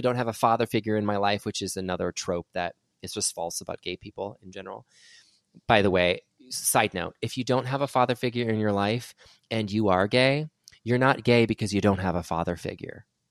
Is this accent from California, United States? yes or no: yes; California, United States; Tim likes to make fun of me for being so Cali